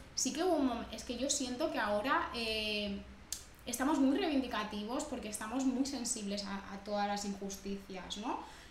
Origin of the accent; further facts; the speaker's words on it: Barcelona, Catalonia, Spain; also born or lived in Dominican Republic / Badalona; yo crecí aquí en Barcelona